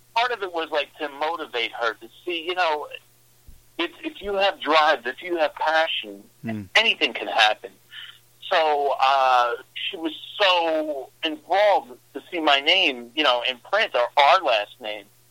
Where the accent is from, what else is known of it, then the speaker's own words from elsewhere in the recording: New York City, New York, United States; moved away as an adult; also born or lived in Long Island, New York; now in Midwest, United States; born and raised in Brooklyn, lived on Long Island